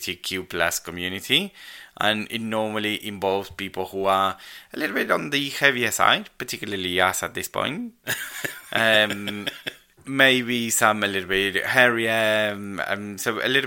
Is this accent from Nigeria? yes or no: no; Argentina; now in Warwickshire, United Kingdom; And I'm Argentinian.